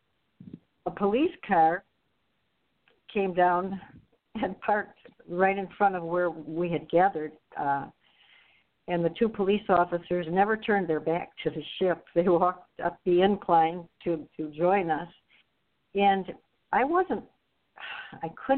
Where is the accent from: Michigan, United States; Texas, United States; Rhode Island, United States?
Michigan, United States; Novi; we grew up in Novi, which was just country.